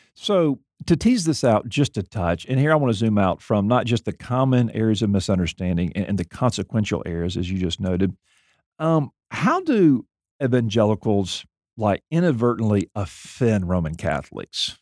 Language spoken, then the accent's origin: English; Mobile, Alabama, United States; I grew up in Mobile, Alabama.